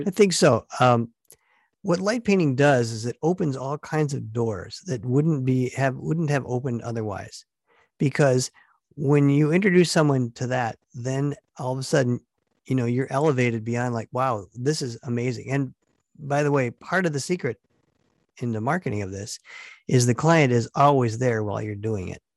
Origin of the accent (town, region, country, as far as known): Stevens Point, Wisconsin, United States; born or raised there